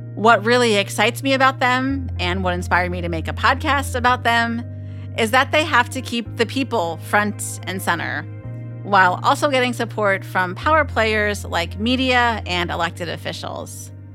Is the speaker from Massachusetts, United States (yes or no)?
no; Pennsylvania, United States; my home state of Pennsylvania